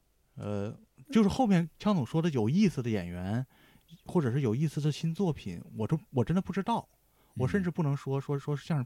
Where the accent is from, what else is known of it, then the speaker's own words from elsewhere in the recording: Heilongjiang, China; 尤其我是黑龙江人